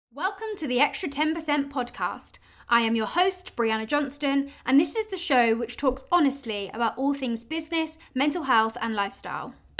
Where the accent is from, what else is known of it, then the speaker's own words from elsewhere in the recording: Oxford, South East England, United Kingdom; I'm from Oxford in the UK